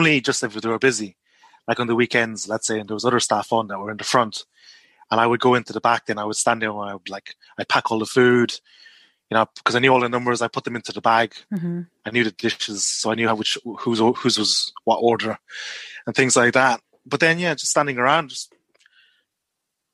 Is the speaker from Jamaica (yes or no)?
no; Ireland; moved away as an adult; also born or lived in Malaysia; now in Nottingham, United Kingdom; I'm Chinese Malaysian, but I grew up in Ireland.